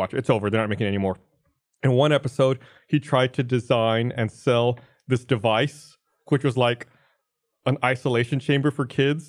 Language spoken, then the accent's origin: English; United States; I'm an American citizen